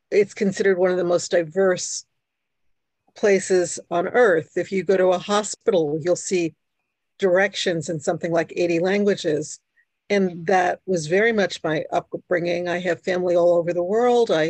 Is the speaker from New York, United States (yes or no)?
yes; New York City, New York, United States; first language Hungarian; English is a second language; moved away; also born or lived in Brooklyn, New York / New Jersey; I was born in New York. I am, for people who know what this is, I am a bridge and tunnel person. I was born in Brooklyn. I lived in Queens. And um, I am the first person in my family born in the United States my parents and my sister were Hungarian